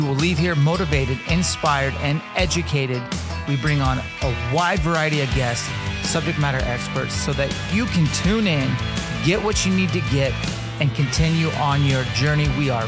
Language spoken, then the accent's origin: English; Washington, United States; my home state of Washington.